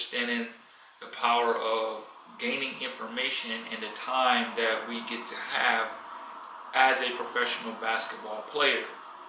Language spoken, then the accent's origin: English; United States; moved away; I grew up in America.